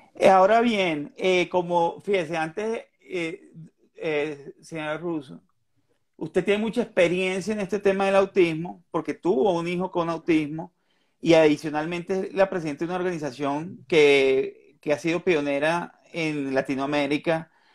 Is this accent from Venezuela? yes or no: yes; Venezuela; now in Colombia; yo soy de Venezuela